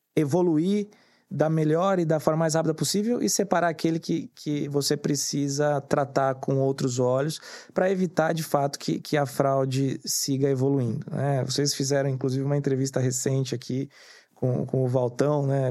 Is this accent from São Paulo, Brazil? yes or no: yes; Santos, São Paulo, Brazil; eu sou nascido em Santos